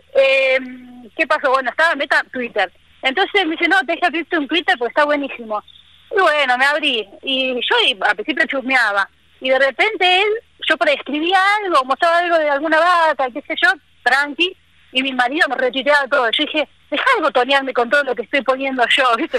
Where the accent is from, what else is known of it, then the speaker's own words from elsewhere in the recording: Buenos Aires, Argentina; moved away as an adult; also born or lived in Córdoba; now in Misiones, Argentina; yo soy porteña, nacida eh, bien en el barrio del Grano, bien porteña